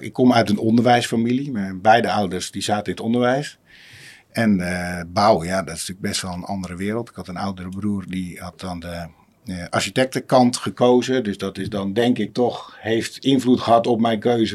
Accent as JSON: {"language": "Dutch", "town": "Uitgeest", "region": "North Holland", "country": "Netherlands", "tie": "born or raised there", "also_born_or_lived": "Wormerveer", "moved": "as an adult", "lives_now": "Zaanstad, Netherlands", "said": "eigenlijk in een dorpje en net naast, uit Geest"}